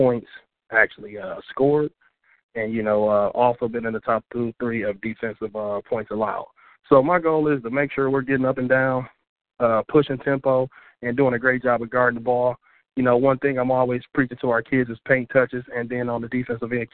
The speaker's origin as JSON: {"language": "English", "town": "Milwaukee", "region": "Wisconsin", "country": "United States", "tie": "born or raised there", "also_born_or_lived": "Ohio / Tuscaloosa, Alabama", "moved": "as an adult", "lives_now": "Grambling, United States", "said": "I am from Milwaukee, Wisconsin, born and raised."}